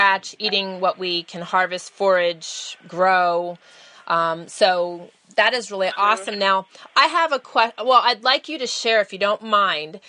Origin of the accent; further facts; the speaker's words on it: Pennsylvania, United States; moved away; we grew up in Pennsylvania